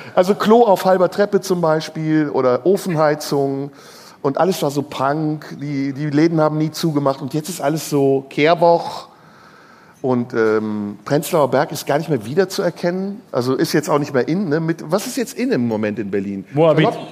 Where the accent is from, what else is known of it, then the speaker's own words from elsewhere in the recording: Turkey; meine Landsleute, meine ehemaligen Landsleute, die Türken